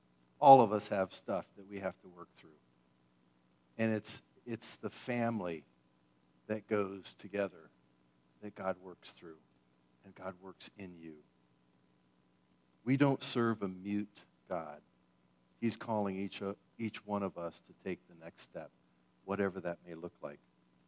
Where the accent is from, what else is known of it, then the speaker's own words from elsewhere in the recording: Philippines; Growing up in the Philippines, she was known to me as Aunt Joanne.